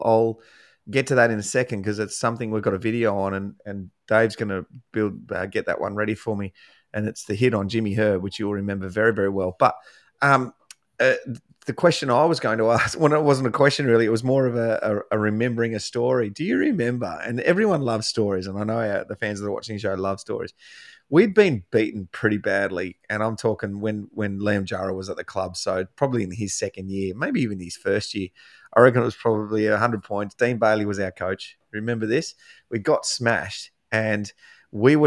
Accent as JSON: {"language": "English", "region": "Tasmania", "country": "Australia", "said": "I'm from Tasmania"}